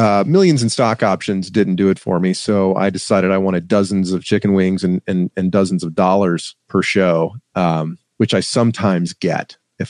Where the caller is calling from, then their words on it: Atlanta, Georgia, United States; Oh, I'm coming from Atlanta, Georgia.